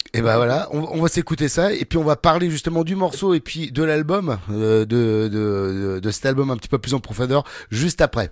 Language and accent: French; Rouen, Normandy, France; now in Ariège, France; moi je suis de Rouen. Ah je suis en Ariège, mais je suis de Rouen à la base